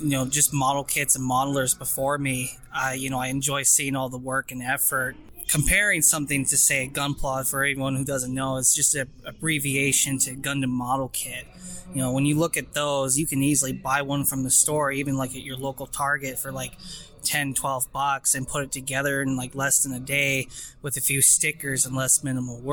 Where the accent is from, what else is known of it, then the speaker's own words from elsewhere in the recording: Washington, United States; I'm 27 years old, born and raised in Washington State.